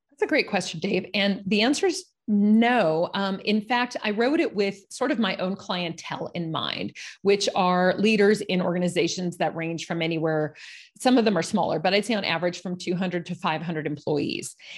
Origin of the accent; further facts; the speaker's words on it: Los Angeles, California, United States; moved away; I'm from Los Angeles, California, one of the few people that can actually say they're a native